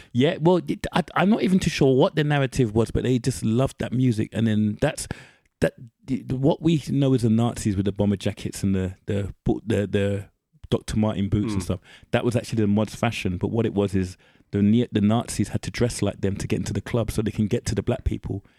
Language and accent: English; United Kingdom